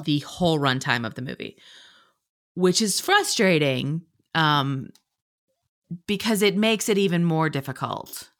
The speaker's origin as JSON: {"language": "English", "region": "Pennsylvania", "country": "United States", "said": "I'm from Pennsylvania"}